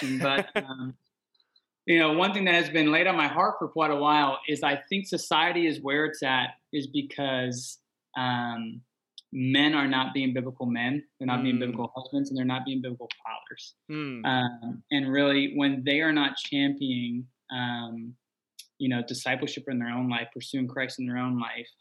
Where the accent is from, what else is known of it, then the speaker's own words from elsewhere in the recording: Bermuda; I was born and raised in Bermuda